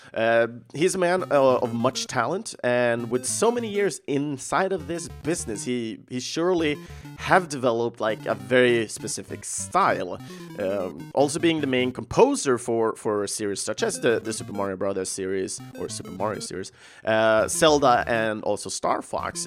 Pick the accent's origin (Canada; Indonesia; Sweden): Sweden; English is a second language; young, don't understand that much English, uh, growing up in Sweden